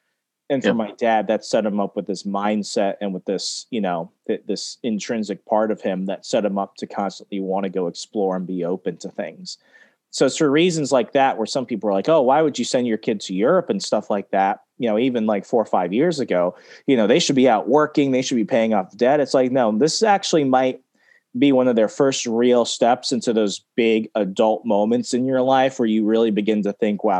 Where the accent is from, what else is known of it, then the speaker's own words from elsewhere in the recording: Texas, United States; growing up there, even growing up in Texas, while I never went into Mexico, you have to know what's going on there